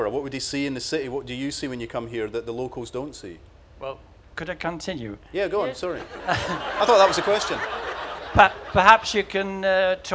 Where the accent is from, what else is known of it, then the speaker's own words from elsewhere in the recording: Croatia; Uh, Croatia.